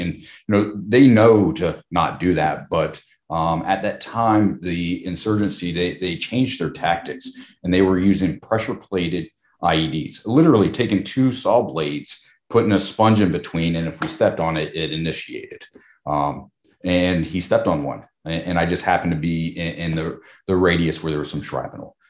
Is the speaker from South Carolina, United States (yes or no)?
yes; Charleston, South Carolina, United States; moved away as an adult; also born or lived in Houston; I grew up in Charleston, South Carolina